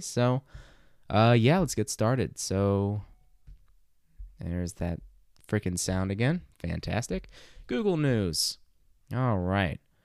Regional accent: Arkansas, United States; growing up in Arkansas like I did

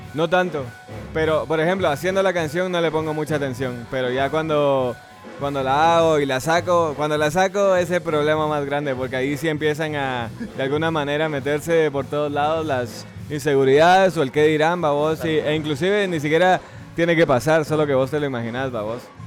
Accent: Guatemala; yo nací me crié aquí

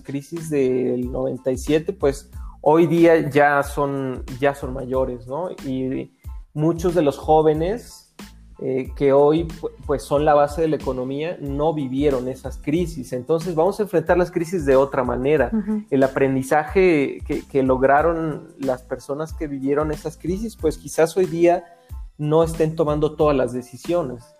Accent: Mexico; yo espero que como mexicanos

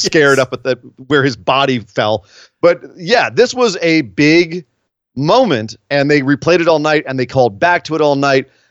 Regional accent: California, United States; I've been born and raised in California

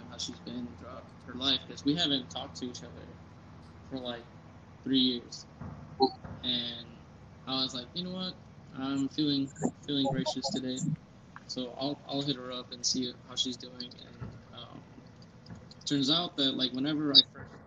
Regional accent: San Antonio, a little town next to El Paso, Texas, United States; also born or lived in Odessa, Texas; I'm from San Antonio, which is, like, a little town next to El Paso

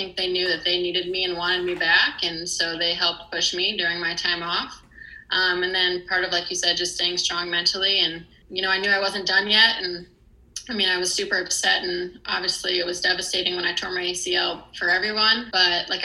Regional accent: Perrysburg, Ohio, United States; moved away as an adult; growing up in Perrysburg

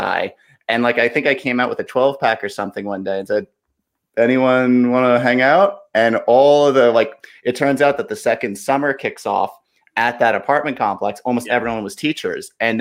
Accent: Valley Stream, New York, United States; moved away as an adult; also born or lived in Maryland / Washington, D.C.; I grew up in Long Island. I grew up in Valley Stream.

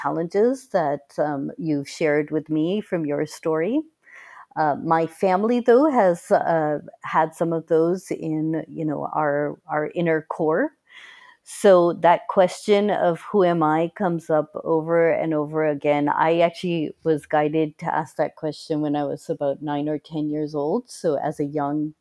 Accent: Boston, Massachusetts, United States; where we grew up in Boston, Massachusetts in the US

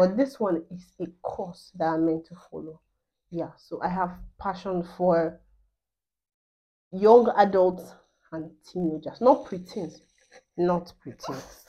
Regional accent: Nigeria

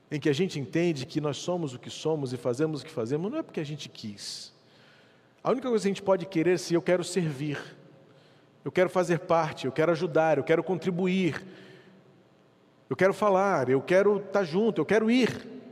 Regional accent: Brazil; como eu, brasileiro

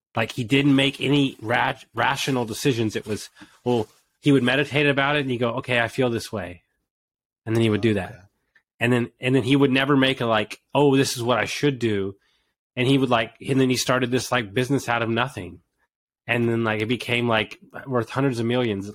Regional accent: Houston, Texas, United States; I grew up in Houston, Texas

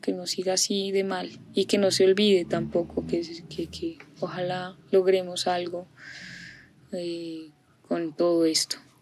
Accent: Bogotá, Colombia; yo nací en Bogotá, crecí en un ambiente muy bonito

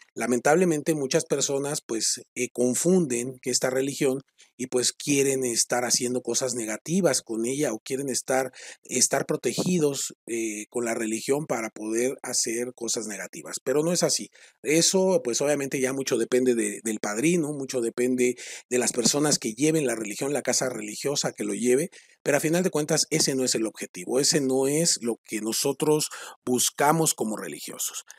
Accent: Mexico; los que somos mexicanos

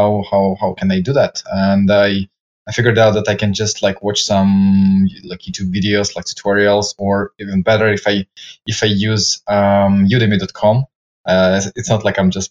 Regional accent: Ukraine; now in Spain; I'm originally from Ukraine

